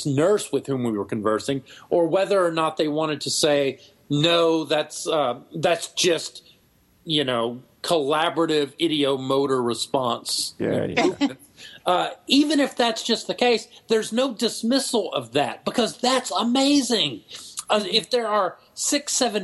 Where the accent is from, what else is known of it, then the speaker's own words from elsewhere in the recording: Texas, United States; Tyler's closer to my hometown, but no, I'm in Central Texas